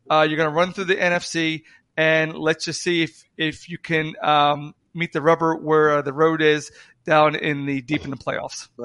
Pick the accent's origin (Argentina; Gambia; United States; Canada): United States; Florida; I'm from Florida.